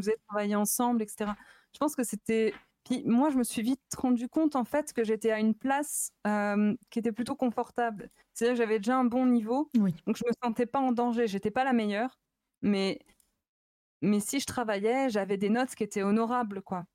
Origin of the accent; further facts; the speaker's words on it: Chalon-sur-Saône, Bourgogne-Franche-Comté, France; moved away as an adult; also born or lived in Lyon; je viens de Chalon-sur-Saône